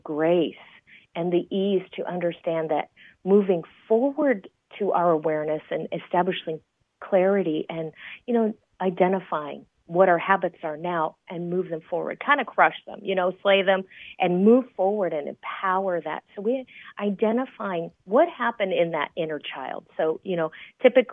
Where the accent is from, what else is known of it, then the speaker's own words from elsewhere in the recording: San Jose, California, United States; now in Las Vegas, United States; I grew up in the Bay Area of California, so San Jose, California